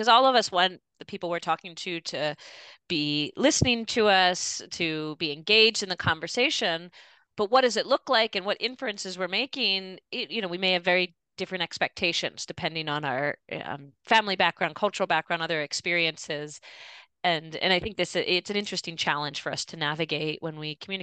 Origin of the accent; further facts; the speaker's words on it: Philadelphia, Pennsylvania, United States; I grew up in the Philadelphia area, a Jewish family